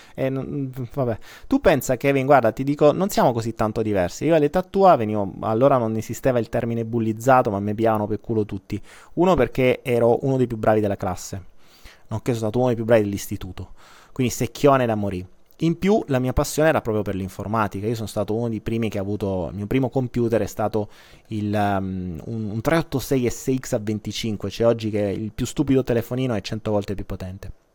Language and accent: Italian; Apulia, Italy; da noi in Puglia tu mi hai chiamato terrone ed è vero, io sono un terrone